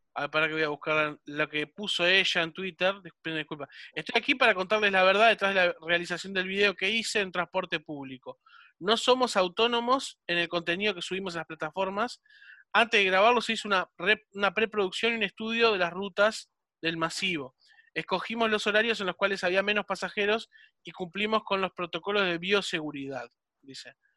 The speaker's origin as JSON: {"language": "Spanish", "town": "Solymar", "region": "Canelones", "country": "Uruguay", "said": "yo soy de Solimar, ¿no? Ahora actualmente estoy en Solimar"}